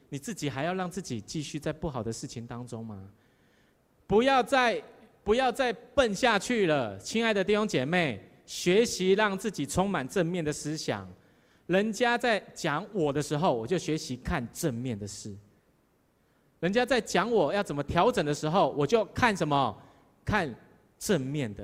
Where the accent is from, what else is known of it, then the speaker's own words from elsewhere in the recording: southern Taiwan, Taiwan; moved away; 我们南部人就比较慢活，特别我是台南人